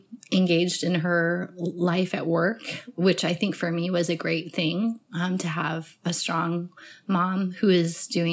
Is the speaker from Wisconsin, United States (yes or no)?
no; Colorado, United States; also born or lived in Denver, Colorado; I grew up in Colorado, and we lived in Denver proper until I was just about to go into the fourth grade, and then we moved south of the city